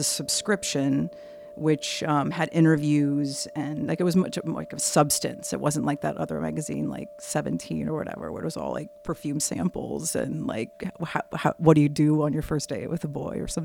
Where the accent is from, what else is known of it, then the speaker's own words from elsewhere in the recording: Decatur, Illinois, United States; I grew up in Decatur, Illinois